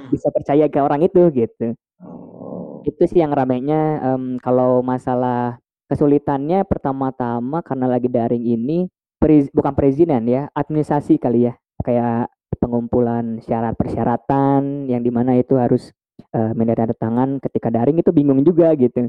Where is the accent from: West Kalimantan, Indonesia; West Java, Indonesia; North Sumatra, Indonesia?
West Java, Indonesia; Bandung; aku orang asli Bandung